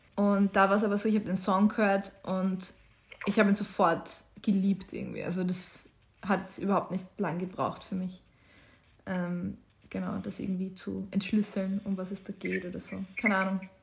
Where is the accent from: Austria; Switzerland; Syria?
Austria; Waldviertel, Lower Austria; moved away as an adult; now in Vienna, Austria; wenn ich so vom Waldviertel nach, nach London ziehe